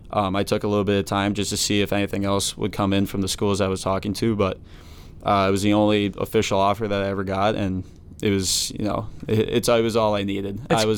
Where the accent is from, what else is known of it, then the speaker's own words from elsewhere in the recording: Delafield, Wisconsin, United States; moved away as an adult; now in Hamden, United States; Being from Wisconsin, it would get cold enough.